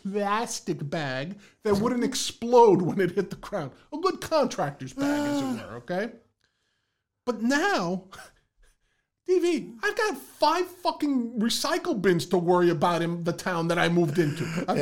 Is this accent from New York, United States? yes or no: yes; Bronx, New York, United States; Growing up in the Bronx, this was the task of throwing out garbage.